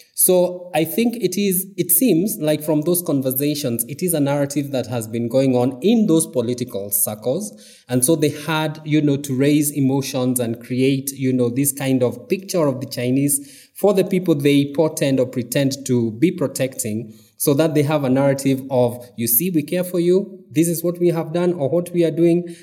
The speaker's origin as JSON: {"language": "English", "region": "Mount Kenya region", "country": "Kenya", "lives_now": "Nairobi, Kenya", "said": "I am from the Mount Kenya region."}